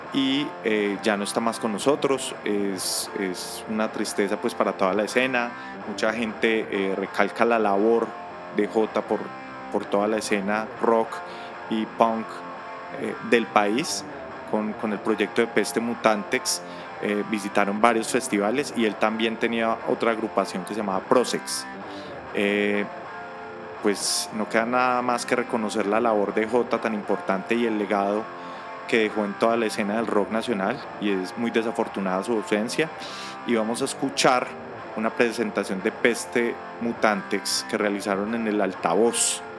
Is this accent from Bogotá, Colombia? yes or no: yes; Bogotá, Colombia; also born or lived in Miami; yo soy de Bogotacito lindo